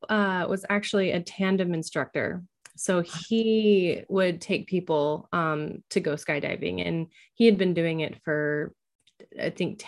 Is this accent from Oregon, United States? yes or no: yes; Oregon, United States; now in Washington, United States; The majority of my childhood was growing up in Oregon. So I grew up in Oregon, but now I live in Washington.